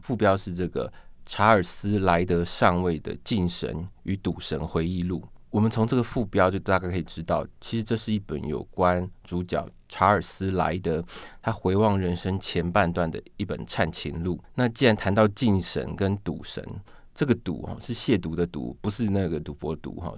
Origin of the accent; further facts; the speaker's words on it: Taiwan; 我们台湾这边也有翻译成叫做《梦断白妆》